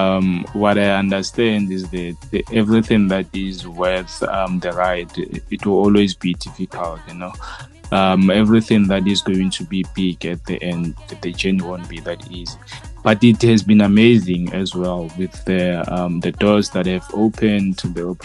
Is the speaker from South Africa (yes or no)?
yes; Lephalale, Limpopo, South Africa; also born or lived in Soweto, Johannesburg; now in Johannesburg, South Africa; I'm based in Soweto, Johannesburg. Yeah. But originally, I'm from Limpopo in Lephalale.